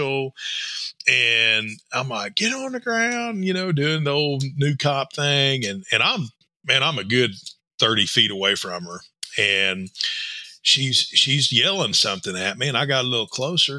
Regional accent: Tulsa, Oklahoma, United States; I'm from Tulsa. You know, I'm a city guy

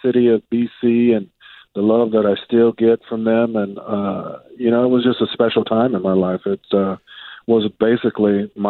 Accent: San Jose, California, United States; I grew up in San Jose State, played at San Jose State, played at a junior college there in San Jose

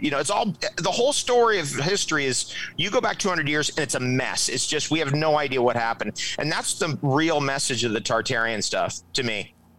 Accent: Toms River, New Jersey, United States; I was born in Toms River, New Jersey

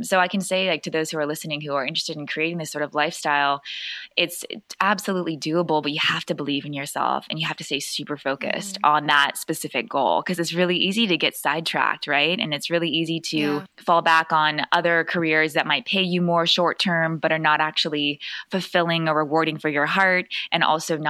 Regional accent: California, United States; we're all from California, me and my good friend Tyler

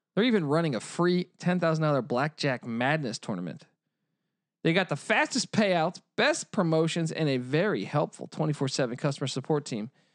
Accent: Washington, District of Columbia, United States; growing up in Washington, D C

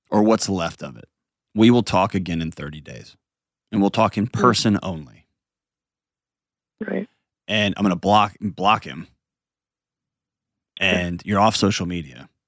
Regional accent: Portland, United States; I'm taking back agency because … from Portland and I'm worth that.

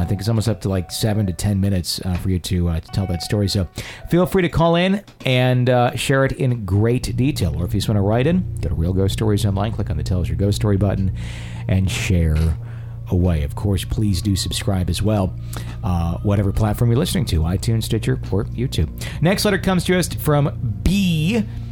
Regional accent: Fond du Lac, Wisconsin, United States; my hometown uh, in Fond du Lac, Wisconsin

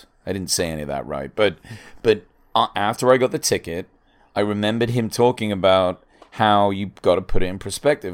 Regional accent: England, United Kingdom; now in United States

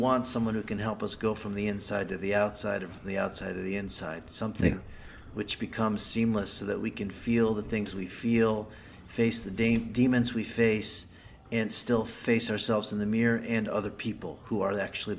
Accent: United States; now in Jerusalem, Israel; I also live in Israel, I live in Jerusalem. I grew up in America, obviously, and spent a lot of time there, but I'm not living there now.

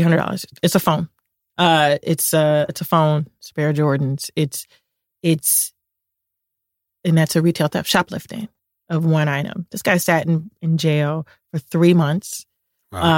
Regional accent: Chicago, Illinois, United States; I'm from Chicago. I grew up in the Cabrini Green housing projects

